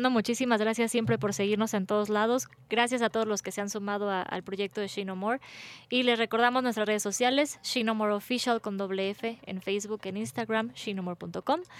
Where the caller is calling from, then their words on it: Naucalpan, State of Mexico, Mexico; Mm, desde Naucalpan.